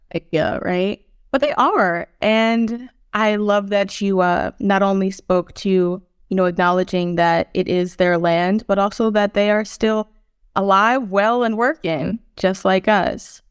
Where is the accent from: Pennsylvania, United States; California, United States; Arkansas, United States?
Pennsylvania, United States; Philadelphia; I was born on Lenape, Hokien, in Philadelphia